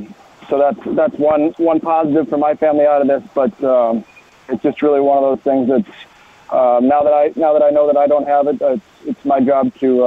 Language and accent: English; Wisconsin, United States; I grew up in Wisconsin